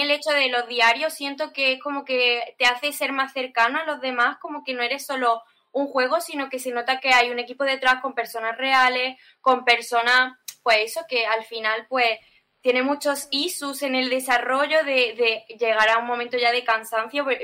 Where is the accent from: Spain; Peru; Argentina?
Spain; Andalusia; como andaluces que somos españoles